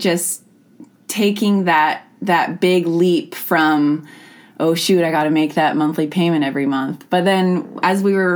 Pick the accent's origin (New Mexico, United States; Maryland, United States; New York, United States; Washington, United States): Washington, United States; Skagit County; also born or lived in Bellingham, Washington; I was born and raised in Skagit, and so I have some really strong hometown roots here